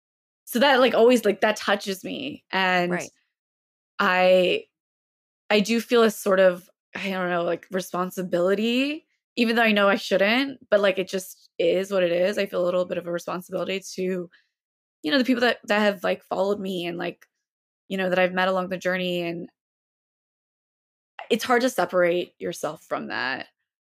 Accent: the South, United States; it's tough growing up in the South and like a place where, you know, just walking in with a hijab, like people are like, oh my God, you speak English?

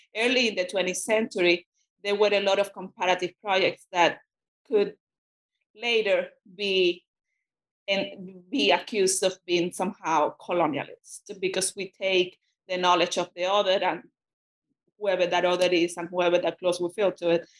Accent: Cuba; first language Spanish; English is a second language; moved away as an adult; now in United States; I'm a Spanish speaker, and that uh, I grew up in Cuba

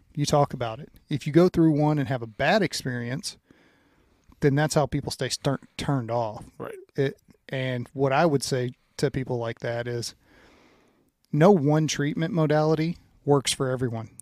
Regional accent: Louisiana, United States; moved away; growing up in Louisiana, and I think it was because my dad was from Indiana

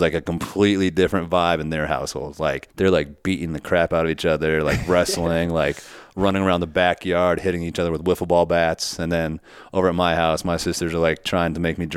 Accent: Windsor Locks, Connecticut, United States; also born or lived in New Hampshire; I grew up in Connecticut

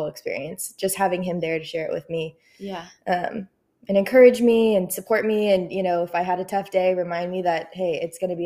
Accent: Flower Mound, Texas, United States; I grew up in Flower Mound, Texas, and then I went to Oklahoma State University.

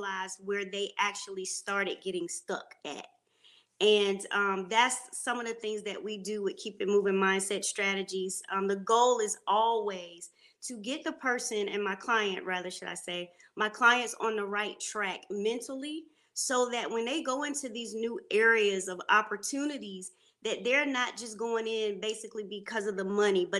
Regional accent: Panama City, Florida, United States; now in Charlotte, United States; I am from Panama City, Florida

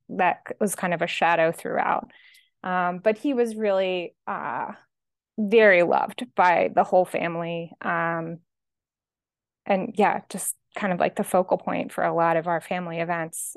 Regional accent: Atlantic City, New Jersey, United States; now in Boston, United States; I'm originally from Atlantic City, New Jersey. That's where I grew up, outside of Atlantic City, New Jersey

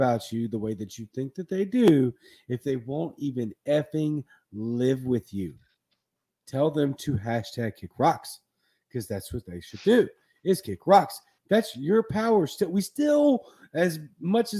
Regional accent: Cajun, Louisiana, United States; a Cajun Libertarian.

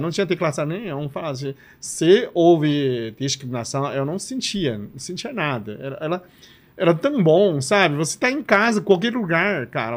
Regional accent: Liaoning, China; accent: Chinese; Portuguese is a second language; moved away as an adult; also born or lived in Recife, Brazil; now in Campinas, Brazil; Eu nasci na China chamada Tianchang, que é uma província de Liaoning.

